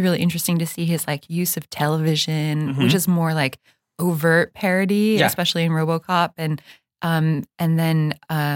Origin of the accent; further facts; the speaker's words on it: Bay Area, California, United States; I'm from the Bay Area.